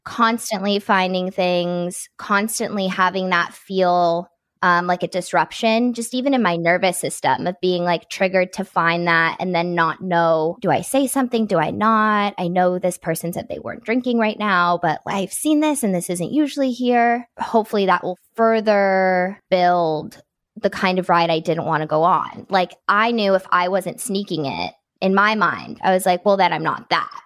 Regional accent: Nashville, Tennessee, United States; now in Los Angeles, United States; I grew up in Nashville

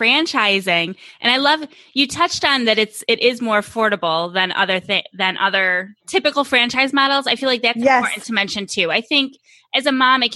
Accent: Western New York, United States; moved away as an adult; now in Phoenix, United States; I'm from Western New York

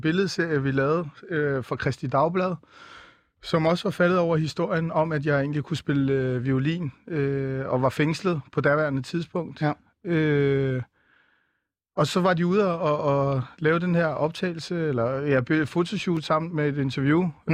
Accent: Viborg, Central Denmark Region, Denmark; moved away; also born or lived in Aarhus; Jeg er født i Viborg

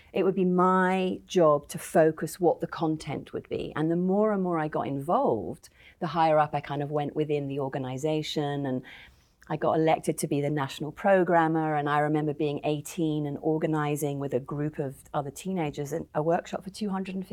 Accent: London, United Kingdom; I grew up in the North London Jewish suburbs

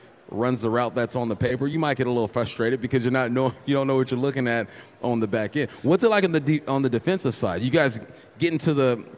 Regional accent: California, United States; I'm from California

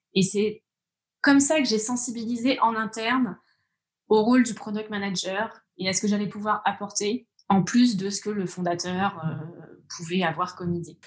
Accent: Orléans, Centre-Val de Loire, France; moved away as an adult; moi, je suis d'Orléans. Euh, j'ai grandi à la campagne, en bord de Loire. Euh, j'y suis restée jusqu'à mes, 20 ans.

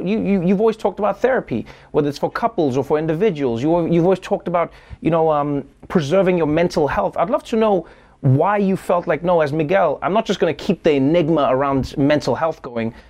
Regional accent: South Africa; I grew up in South Africa.

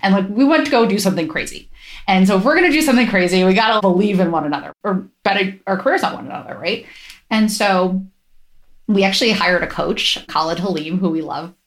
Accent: Ohio, United States; now in San Francisco, United States; I grew up in Ohio

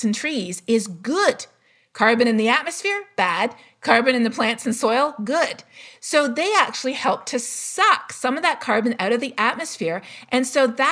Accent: Canada; I'm Canadian

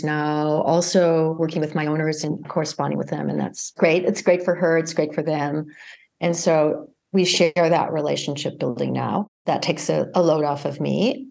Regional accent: United States; moved away as an adult; also born or lived in France; as an American

